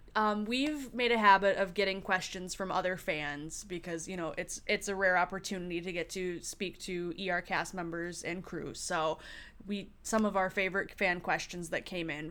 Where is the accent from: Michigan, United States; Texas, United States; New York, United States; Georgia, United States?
Michigan, United States; East Lansing; I'm from Michigan